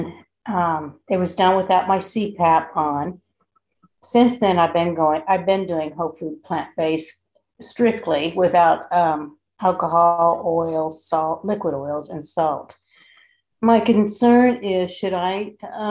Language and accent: English; Savannah, Georgia, United States; I'm from Savannah, Georgia